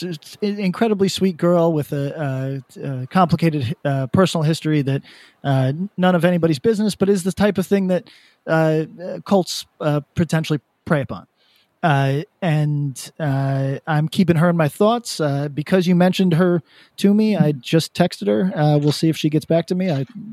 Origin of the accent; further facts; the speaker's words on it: Albany, New York, United States; I'm from Albany